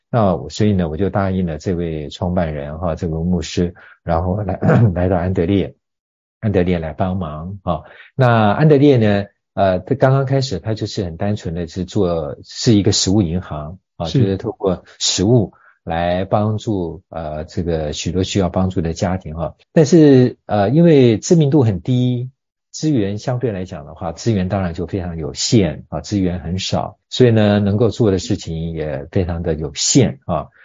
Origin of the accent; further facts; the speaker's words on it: Taiwan; 我们台湾人呢，都很有爱心